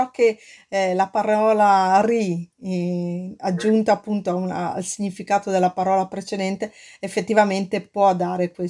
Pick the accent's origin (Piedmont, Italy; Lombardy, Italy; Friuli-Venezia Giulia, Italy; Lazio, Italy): Lombardy, Italy; Milan; ma sai che anch'io provengo da Milano, no? e, e so che i quartieri a Milano, insomma, negli anni che furono sono stati un po' decimati